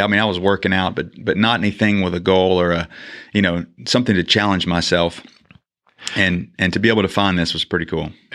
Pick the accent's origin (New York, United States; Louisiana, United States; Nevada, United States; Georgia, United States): Louisiana, United States; Shreveport; moved away as an adult; now in Mansfield, United States; Grew up in Shreveport, Louisiana